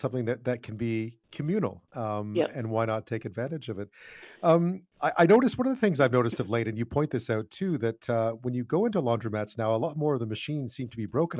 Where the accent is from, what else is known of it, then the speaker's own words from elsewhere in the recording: Montreal, Quebec, Canada; growing up in Montreal, not many houses had washers and dryers